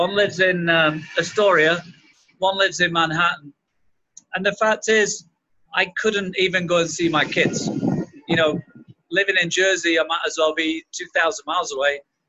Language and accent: English; England, United Kingdom; I say I'm English. I'm from England.